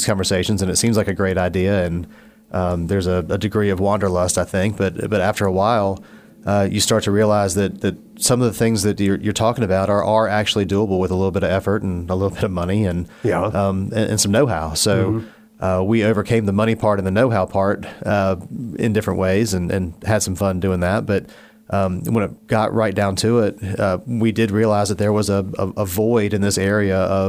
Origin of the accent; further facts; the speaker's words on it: Blacksburg, Virginia, United States; moved away as an adult; also born or lived in Raleigh; I grew up in the New River Valley. I'm from Blacksburg originally